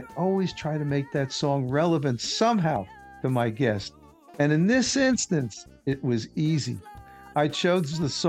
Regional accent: New York City, New York, United States; she's from my hometown, Queens, New York.

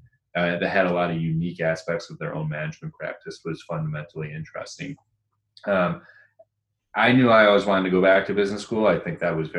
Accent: Rochester, New York, United States; moved away as an adult; also born or lived in Ann Arbor, Michigan / Boston; Moved to Rochester, New York, which is where I'm back at now

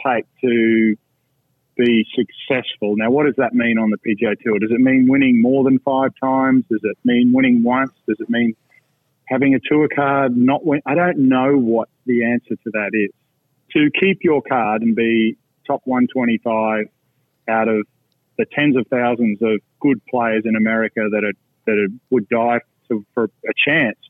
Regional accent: Australia; moved away as an adult; now in Orlando, United States; when I came from Australia, from a small club that costs about $300 a year US

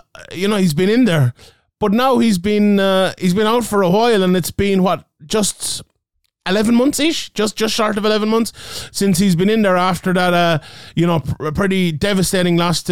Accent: Ireland; in my home country of Ireland

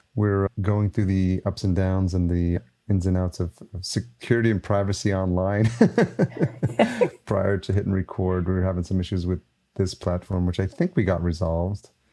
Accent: Yonkers, New York, United States; also born or lived in East Village, New York City; I grew up in New York, grew up in Yonkers, just outside New

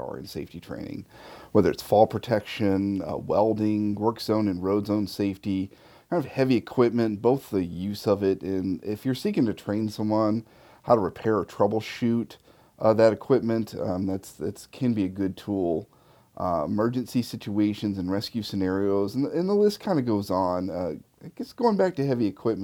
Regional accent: Memphis, Tennessee, United States; my hometown of Memphis, Tennessee

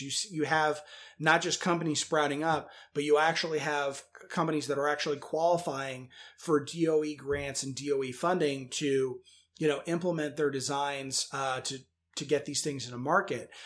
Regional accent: Northern Virginia, United States; I'm from Northern Virginia originally

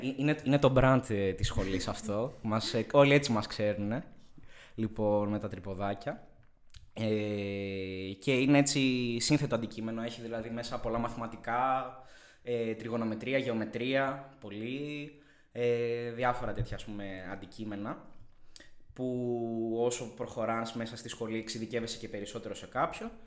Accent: Thessaloniki, Central Macedonia, Greece; moved away as an adult; now in Athens, Greece; γεννήθηκα και μεγάλωσα στη Θεσσαλονίκη

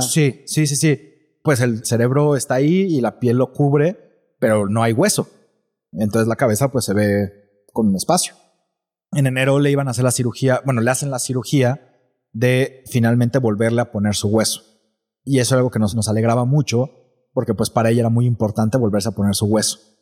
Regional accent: Mexico City, Mexico; now in Guadalajara, Mexico; yo soy de Ciudad de México

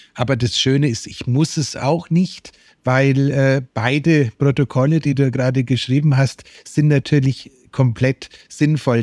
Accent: Germany; als Deutscher

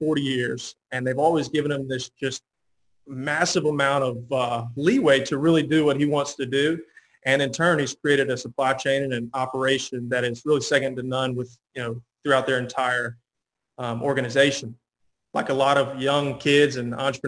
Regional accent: Pooler, Georgia, United States; moved away as an adult; also born or lived in Savannah, Georgia; now in Macon, United States; I'm from Pooler, Georgia, currently living in Macon, where I've been since I went to Mercer University

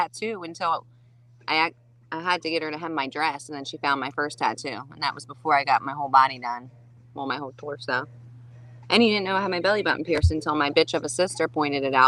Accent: New Jersey, United States; moved away; Jersey. Both of us.

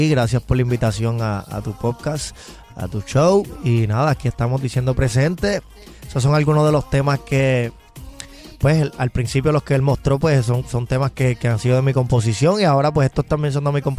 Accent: Bridgeport, Connecticut, United States; born there; Sí, yo nací, yo nací eh, en el, estado de Connecticut, sí. Yo nací en Bridgeport, Connectic

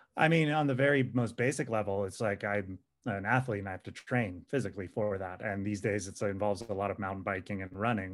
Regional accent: California, United States; I grew up in California.

